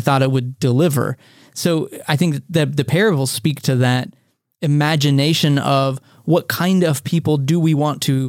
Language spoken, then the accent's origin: English; the South, United States; growing up in the South